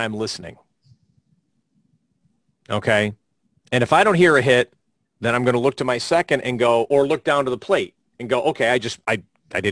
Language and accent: English; Florida, United States; my home state of Florida